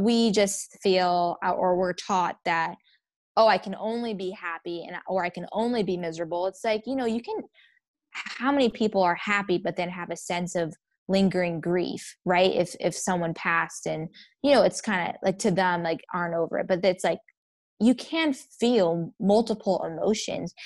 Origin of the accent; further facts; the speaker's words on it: Northern Virginia, United States; now in Phoenix, United States; I am from Northern Virginia, D M V area.